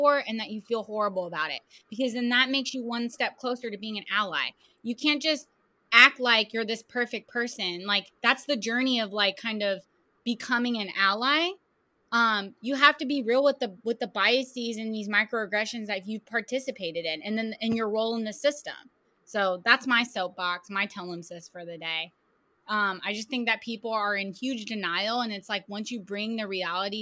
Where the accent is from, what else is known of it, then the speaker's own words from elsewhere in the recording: the Bay Area, California, United States; I'm from the Bay